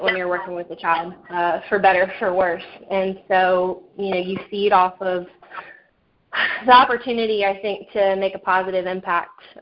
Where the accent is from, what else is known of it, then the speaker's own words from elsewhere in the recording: Suffolk, Virginia, United States; now in Norfolk, United States; I'm fortunate now to finally live back in my home state after in hometown more or less after being out of the area for the last 10 years or so. So my family is all in Suffolk